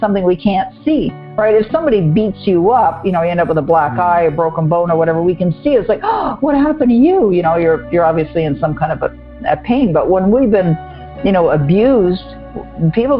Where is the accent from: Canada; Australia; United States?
Canada; Toronto, Ontario; also born or lived in Vancouver / Montreal; now in Ottawa, Canada; I was born and raised in Toronto